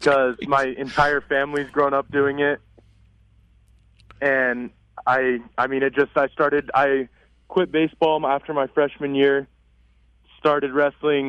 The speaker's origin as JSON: {"language": "English", "town": "Eaton", "region": "Colorado", "country": "United States", "tie": "born or raised there", "said": "growing up in Eaton"}